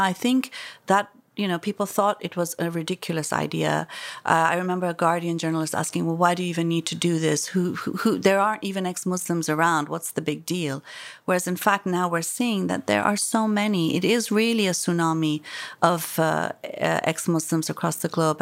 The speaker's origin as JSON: {"language": "English", "country": "Iran", "tie": "born or raised there", "moved": "yes", "lives_now": "London, United Kingdom", "said": "I was born there, I was raised there"}